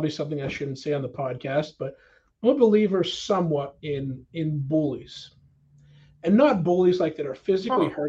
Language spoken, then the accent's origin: English; Pittsburgh, Pennsylvania, United States; we grew up in Pittsburgh